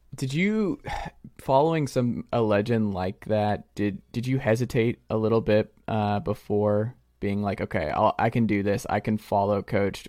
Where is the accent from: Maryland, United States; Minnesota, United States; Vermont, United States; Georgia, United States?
Georgia, United States; Atlanta; I'm from Atlanta